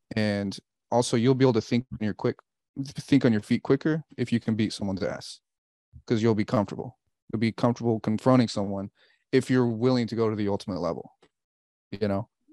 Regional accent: Bay Area, California, United States; also born or lived in Wichita, Kansas; And I grew up in the Bay Area after the Wichita, so I know Oakland really well

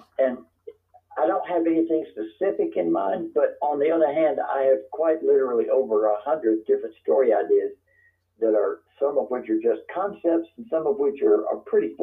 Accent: Covington, Louisiana, United States; now in Kentucky, United States; my hometown hero was the novelist Walker Percy

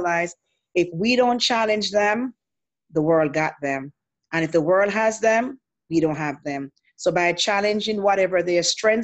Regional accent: Jamaica; moved away as an adult; I'm from Jamaica, and I was never Seventh-day Adventist in Jamaica

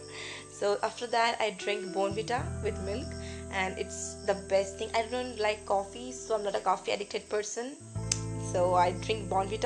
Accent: West Bengal, India; I'm from West Bengal

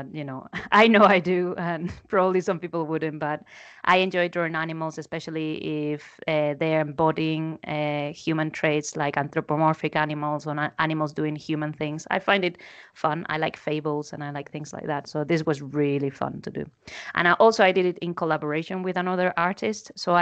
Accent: Spain; I'm from Spain

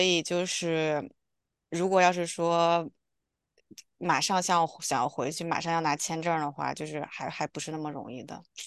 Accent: China; moved away; 我们是从小一起在我姥姥家这样长大的

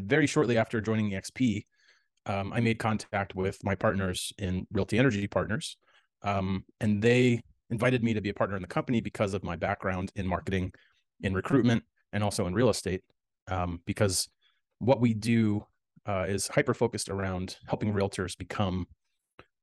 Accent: New York City, New York, United States; moved away as an adult; now in Los Angeles, United States; I grew up in the New York City area

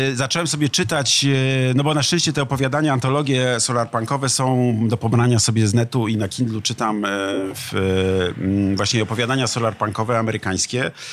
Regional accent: Poland; also born or lived in Ecuador; można być Polakiem, mieć ojca z Ekwadoru, mieć hiszpańskie nazwisko

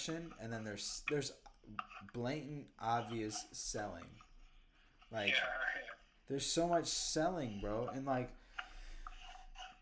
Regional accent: Cedar Rapids, Iowa, United States; born or raised there; also born or lived in Austin, Texas; now in New York City, United States

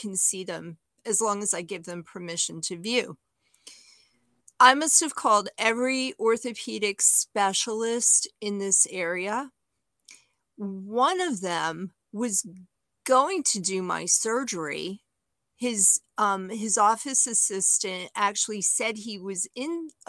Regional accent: New York City, New York, United States; now in Southeastern Virginia, United States; I'm from Brooklyn, New York

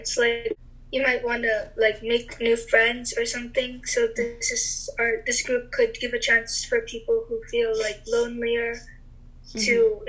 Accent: Philippines; moved away; my home country, the Philippines

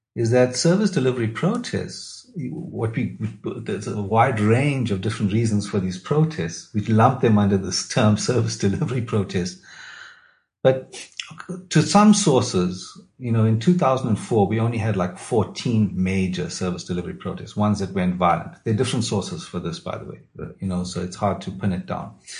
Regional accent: KwaZulu-Natal, South Africa; I grew up in KwaZulu Natal in the 80s, so I lived through the two states of emergency

